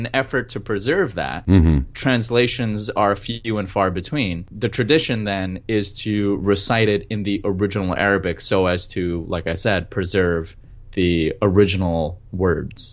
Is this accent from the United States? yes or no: no; Pakistan; I'm Pakistani, and we speak Urdu in Pakistan